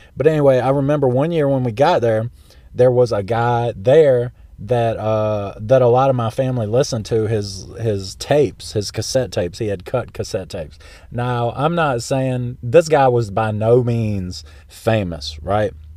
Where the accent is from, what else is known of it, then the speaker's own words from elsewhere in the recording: South Central Florida, United States; moved away; also born or lived in South Carolina; from where we lived in South Central Florida.